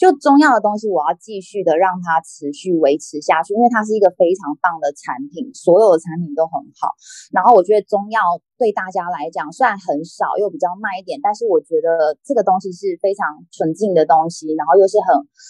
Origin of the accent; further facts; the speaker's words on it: central-southern Taiwan, Taiwan; 其实我们就是中南部人，我们就是喜欢就是诚信，然后大方